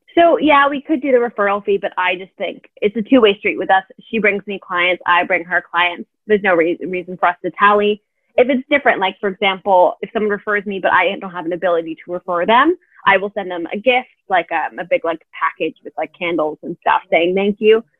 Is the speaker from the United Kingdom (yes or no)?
no; Canada; now in Europe; I am a Canadian entrepreneur